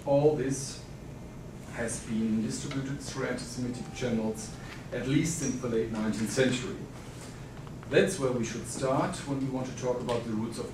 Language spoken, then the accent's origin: English; Germany; accent: German; English is a second language; moved away; I'm, as you hear from my accent, originally from Germany